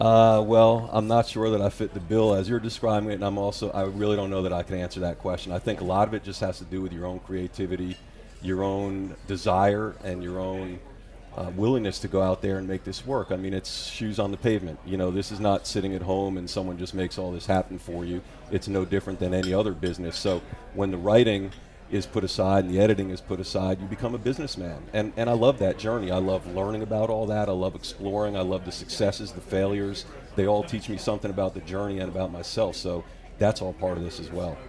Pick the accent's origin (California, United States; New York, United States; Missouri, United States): New York, United States; moved away as an adult; also born or lived in Chicago / Washington, D.C.; now in Louisiana, United States; I grew up in New York went to school in Chicago and then lived most of my adult life in Washington, D.C.